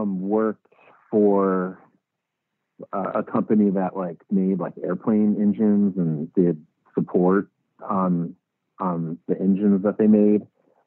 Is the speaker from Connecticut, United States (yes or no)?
yes; Connecticut, United States; born or raised there